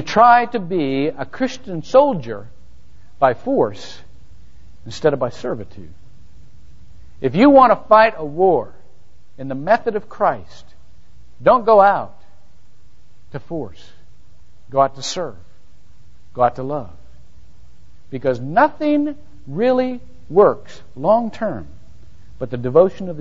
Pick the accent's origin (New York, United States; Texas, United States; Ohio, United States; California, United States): Ohio, United States; Shelby; moved away; my hometown in Shelby, Ohio